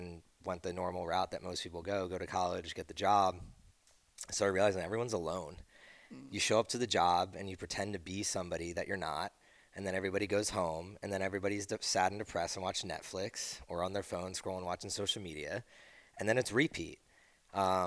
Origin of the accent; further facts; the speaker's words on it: East Coast, United States; moved away; I grew up on the East Coast.